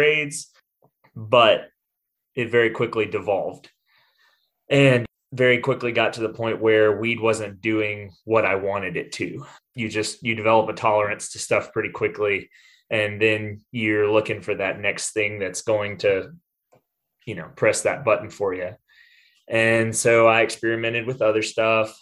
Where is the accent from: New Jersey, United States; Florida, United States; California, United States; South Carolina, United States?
South Carolina, United States; Greenville; I grew up in Greenville, South Carolina, and grew up in a pretty normal home